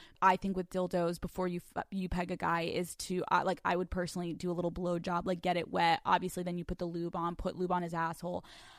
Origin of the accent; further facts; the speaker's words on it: the South, United States; I'm from the South. Don't judge me.